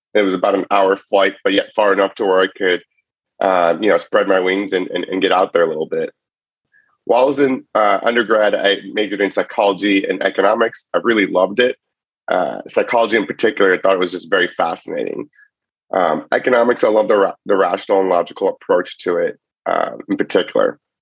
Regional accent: Cleveland, Ohio, United States; also born or lived in Chicago; now in San Francisco Bay Area, United States; I grew up in Cleveland and I was a big Cleveland sports fan.

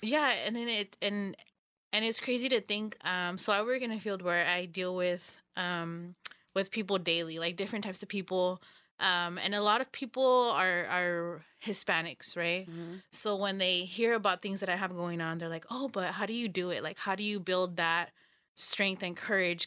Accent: Los Banos, California, United States; we're all from Los Baños

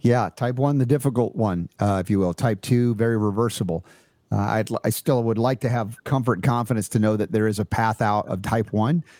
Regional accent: United States; as an American

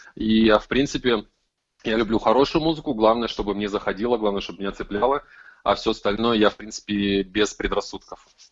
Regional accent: Krasnoyarsk, Krasnoyarsk Krai, Russia; я из Красноярска, из Сибири

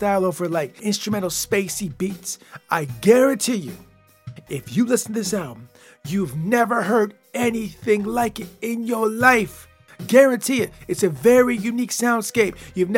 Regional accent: Michigan, United States; I'm from Michigan, baby. That's where I'm from. And when you come from Michigan and grow up in the Midwest

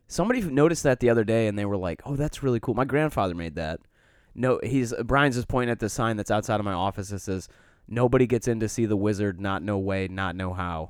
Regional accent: Detroit, Michigan, United States; I grew up in Detroit

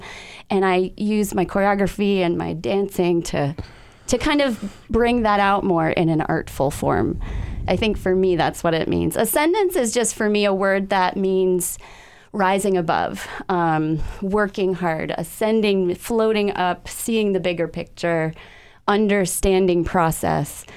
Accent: Needham, Massachusetts, United States; also born or lived in Amherst, Massachusetts / Northampton, Massachusetts; I grew up outside of Boston in a suburb named Needham, Massachusetts

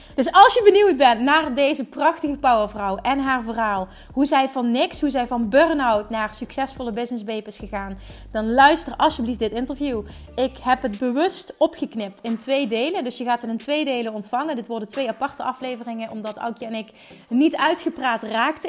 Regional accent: Central Limburg, Netherlands; We komen allebei uit Midden-Limburg

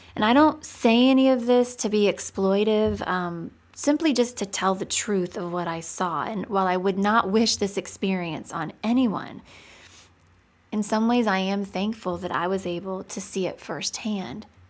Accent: United States; I'm American

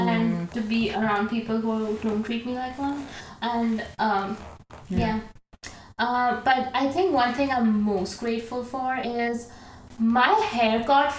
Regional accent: India; moved away as an adult; now in Boston, United States; I'm from India. I'm an international student.

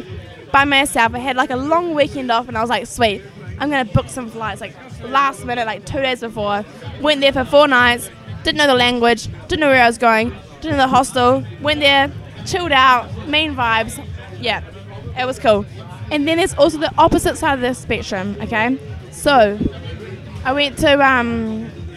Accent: New Zealand; moved away as an adult; also born or lived in Watford, England; now in London, United Kingdom; I moved to New Zealand when I was 3 years old to my mum's side of the family in New Zealand. So grew up there until I was 22

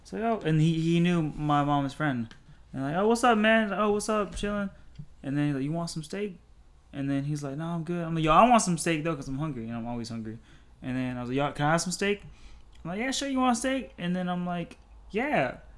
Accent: Port St. Lucie, Florida, United States; also born or lived in Seoul, South Korea; say I'm from Florida. I mean, from Port St. Lucie, because I lived in other places, but I'm like I barely remember them, so I can't really be like I'm from I'm from South Korea, boy

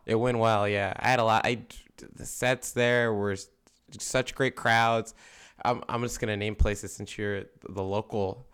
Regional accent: Philadelphia, Pennsylvania, United States; we would say we're from Philadelphia

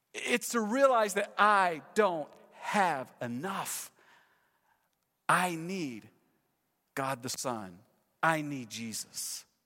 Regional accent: Texas, United States; moved away as an adult; also born or lived in California; We're from Texas, moved to California, ten years, we're back, been here three months

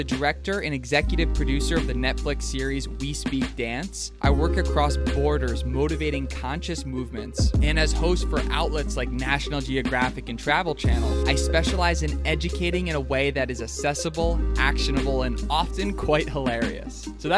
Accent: Philadelphia, Pennsylvania, United States; I grew up in Philly with a highly attuned bullshit meter, so I was skeptical.

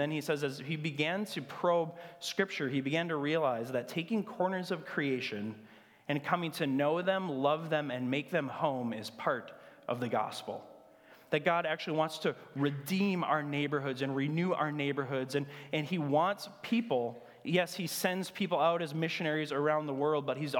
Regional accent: Grand Marais, Minnesota, United States; Thunder Bay, Canada, which is close to my hometown of Grand Marais.

